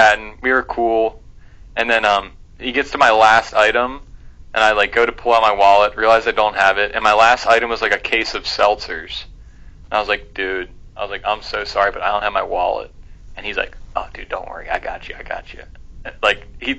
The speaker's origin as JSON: {"language": "English", "town": "Lancaster", "region": "Pennsylvania", "country": "United States", "said": "I'm from Lancaster."}